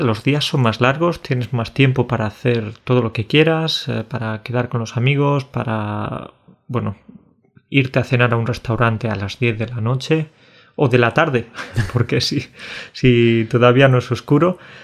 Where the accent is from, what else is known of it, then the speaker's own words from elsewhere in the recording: Burunchel, Andalusia, Spain; La gente de mi pueblo, de Burunchel